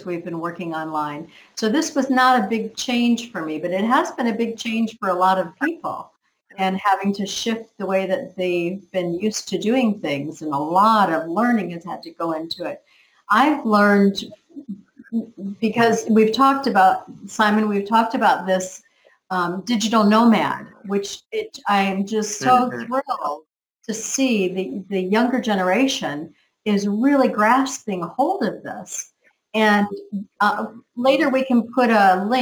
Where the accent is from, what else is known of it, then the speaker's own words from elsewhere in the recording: United States; now in Canary Islands, Spain; I'm from America